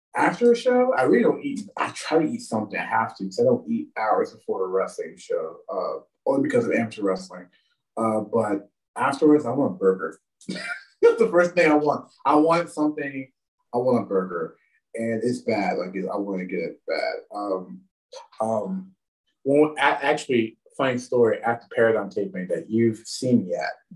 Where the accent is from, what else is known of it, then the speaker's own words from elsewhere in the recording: Washington, Pennsylvania, United States; also born or lived in the South (US); I got back to my hometown. Well, I got into Washington, Pennsylvania